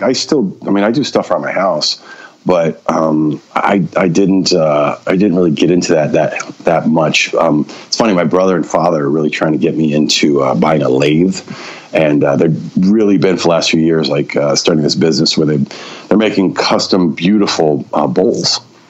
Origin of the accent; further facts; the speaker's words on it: Maine, United States; Yeah, I was. I was born and raised in Maine.